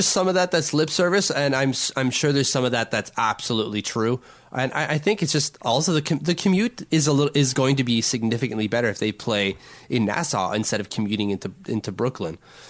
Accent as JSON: {"language": "English", "country": "France", "accent": "French", "second_language": "English", "said": "And like my French accent, do I have to say it that way?"}